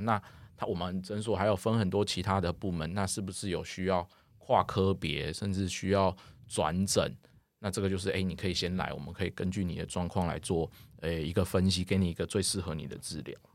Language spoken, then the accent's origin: Chinese; Taiwan; 台湾我们目前的教育